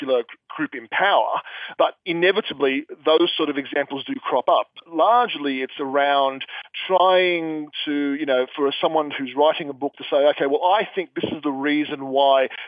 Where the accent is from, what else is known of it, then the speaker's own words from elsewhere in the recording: Sydney, New South Wales, Australia; I'm an author from Sydney, Australia